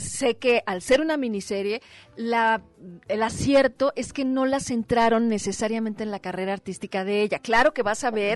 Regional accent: Mexico; como mexicanas y mexicanos

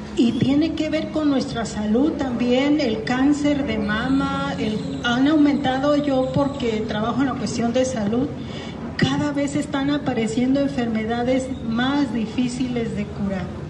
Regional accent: south of Jalisco, Mexico; de acá del sur de Jalisco, de donde yo soy.

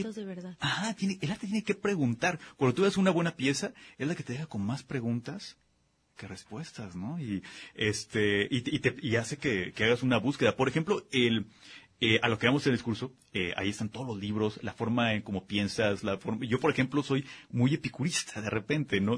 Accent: Guadalajara, Jalisco, Mexico; somos muy barrocos aquí en, Guadalajara

